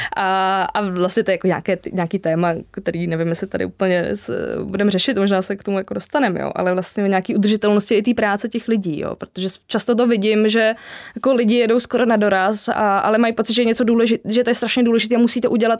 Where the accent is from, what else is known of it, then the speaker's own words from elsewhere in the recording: Jihlava, Vysočina Region, Czechia; já pocházím z Jihlavy